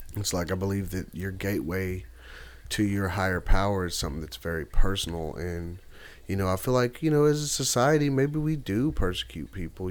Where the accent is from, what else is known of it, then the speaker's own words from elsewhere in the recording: Nashville, Tennessee, United States; I'm from Nashville, Tennessee. Love my city.